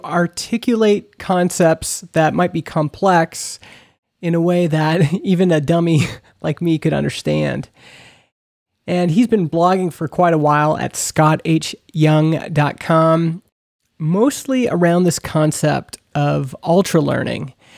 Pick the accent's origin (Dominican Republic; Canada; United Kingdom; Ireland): Canada; we're both from Canada.